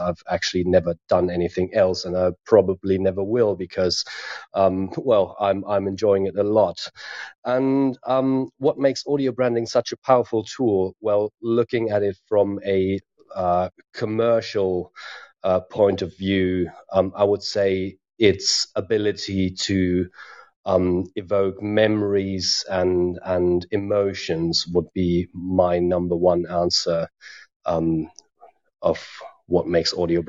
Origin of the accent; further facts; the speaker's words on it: Germany; now in Finland; I'm from Finland, originally from Germany.